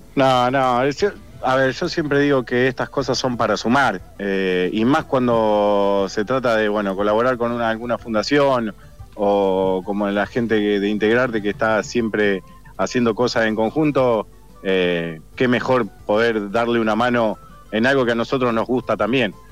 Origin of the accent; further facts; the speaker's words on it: Argentina; de las pocas costumbres que nos quedan como argentinos